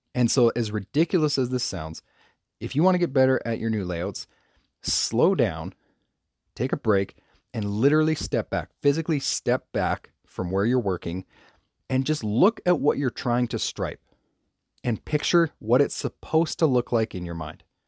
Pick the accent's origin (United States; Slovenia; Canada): Canada; I'm from Canada